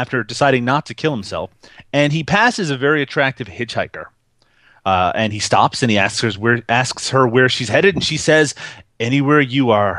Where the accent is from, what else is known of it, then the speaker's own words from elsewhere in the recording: Canada; I'm Canadian